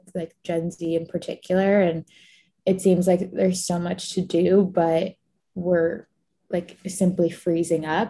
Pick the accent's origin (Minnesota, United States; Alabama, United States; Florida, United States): Florida, United States; I grew up in Florida, most of my family is from Egypt